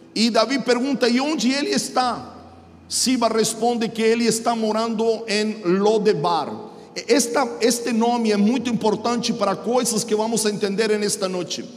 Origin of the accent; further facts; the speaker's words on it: Chile; Portuguese is a second language; now in Mogi das Cruzes, Brazil; sou chileno, moro em Mogi das Cruzes, São Paulo